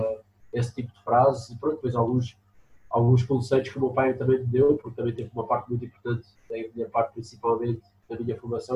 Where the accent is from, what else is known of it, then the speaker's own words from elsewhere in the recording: Lisbon, Portugal; also born or lived in Aveiro; eu nasci em Lisboa, depois vivi a Aveiro